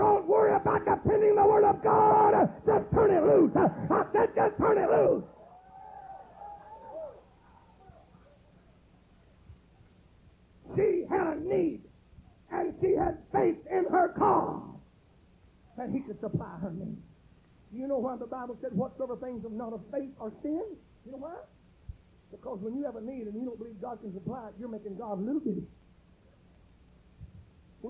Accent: Pitkin, Louisiana, United States; I'm from Pitkin

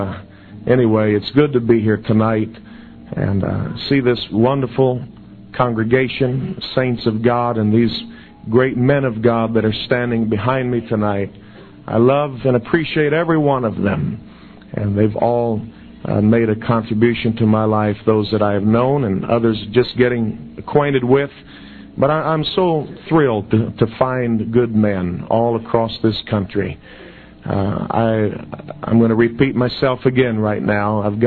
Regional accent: Brazil; We grew up in Brazil on the mission field, and we both fala português.

